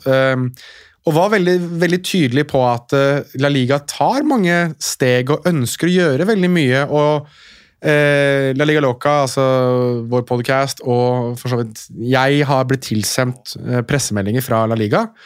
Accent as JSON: {"language": "Norwegian", "region": "Oslo", "country": "Norway", "tie": "born or raised there", "said": "jeg er født og oppvokst i Oslo sentrum"}